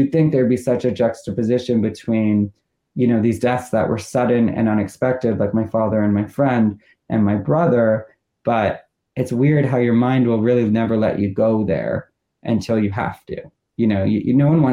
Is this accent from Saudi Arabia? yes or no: no; Toronto, Ontario, Canada; moved away; We grew up in Toronto.